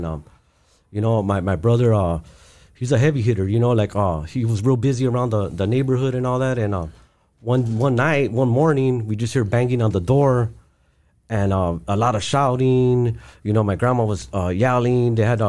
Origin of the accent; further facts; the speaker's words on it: East Los Angeles, California, United States; growing up in East LA, it was like my heaven on earth, you know. I had my both parents, I had my grandparents, I had my carnales, I had all my friends right there on Duncan Avenue.